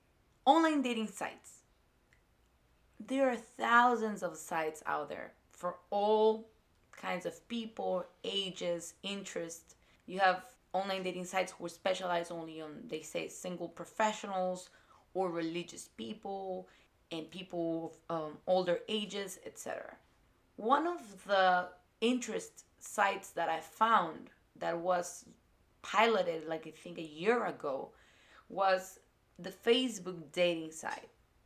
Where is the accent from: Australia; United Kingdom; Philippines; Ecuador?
Ecuador; English is a second language; moved away as an adult; now in United States; because I was born and raised in South America and in Ecuador in particular, who has a more conservative community, when I moved here to the United States